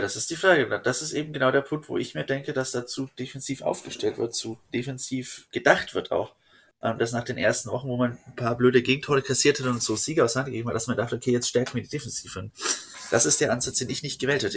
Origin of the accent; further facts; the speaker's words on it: Fürth, Bavaria, Germany; ich komme halt aus Fürth.